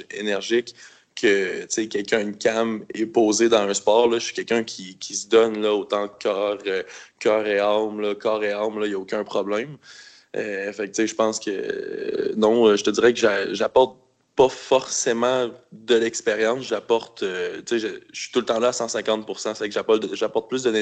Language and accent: French; Quebec City, Quebec, Canada; moi, en fin de compte, je suis né à Québec. Je suis né à Loretteville, puis j'habite depuis 31 ans à Québec.